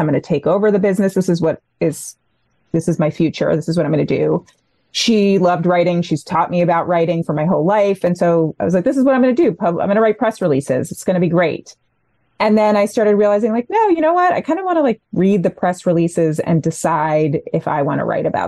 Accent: New Jersey, United States; also born or lived in Upstate New York; I was born and raised in New Jersey

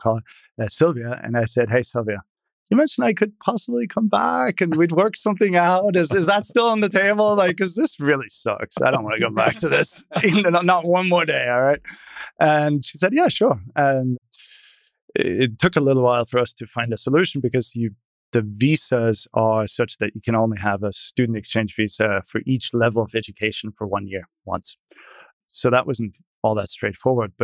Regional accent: small town east of Munich, Bavaria, Germany; now in United States; I was born in a small town to the east of Munich in what then was West Germany

